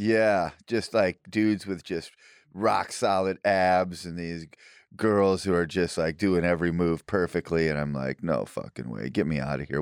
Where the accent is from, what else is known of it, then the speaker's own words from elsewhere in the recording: Illinois, United States; now in Austin, United States; where I grew up in Illinois